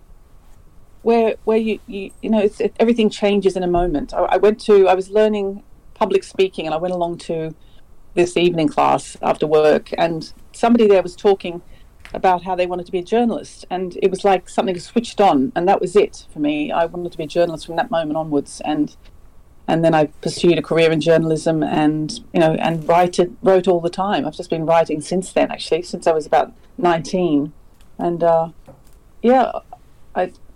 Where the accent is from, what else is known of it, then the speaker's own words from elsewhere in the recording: Sydney, New South Wales, Australia; moved away as an adult; also born or lived in London; I'm an Aussie, and I was born in Sydney, but I have lived in London for 7 years in the past. And now I'm back here